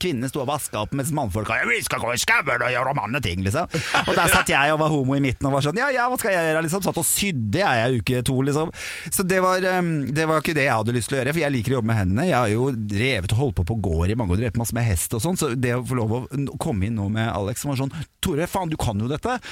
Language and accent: Norwegian; Norway; vi er født i Norge